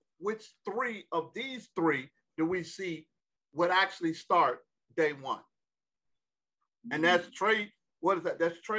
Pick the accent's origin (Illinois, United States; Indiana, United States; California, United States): Illinois, United States; Chicago; You know I'm from Chicago, player.